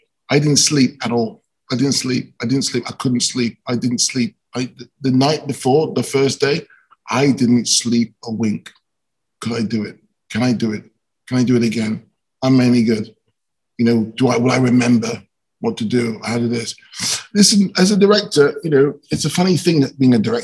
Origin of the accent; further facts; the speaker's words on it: London, United Kingdom; I was shooting movies in my hometown, London